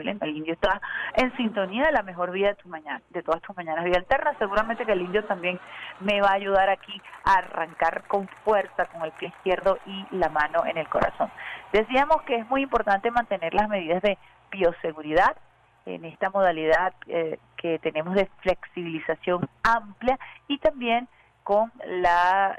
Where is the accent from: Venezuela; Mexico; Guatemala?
Venezuela